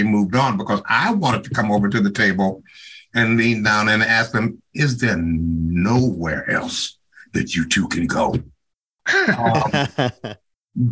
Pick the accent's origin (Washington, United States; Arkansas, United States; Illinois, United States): Illinois, United States; Chicago; moved away; I grew up in Chicago